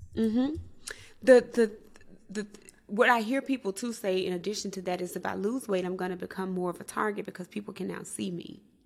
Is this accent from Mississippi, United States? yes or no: yes; Mississippi, United States; was raised in Mississippi